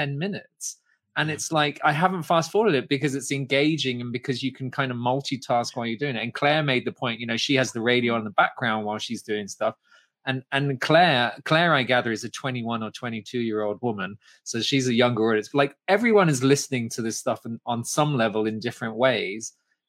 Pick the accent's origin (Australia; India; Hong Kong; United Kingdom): Hong Kong; also born or lived in Ireland; I'm an Irishman who grew up in Hong Kong